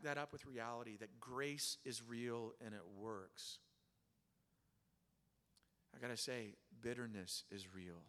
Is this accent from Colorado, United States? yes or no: no; Oklahoma, United States; I grew up in Oklahoma